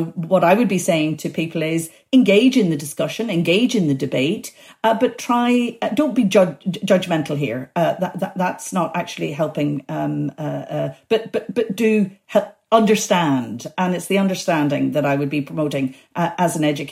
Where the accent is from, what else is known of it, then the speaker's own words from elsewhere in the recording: Belfast, Northern Ireland, United Kingdom; also born or lived in Africa; I grew up in Belfast